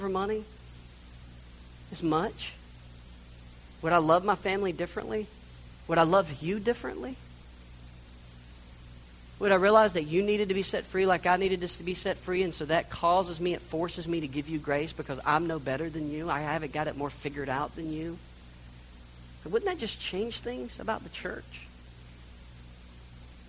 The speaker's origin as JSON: {"language": "English", "country": "United States", "tie": "born or raised there", "said": "I grew up in the United States"}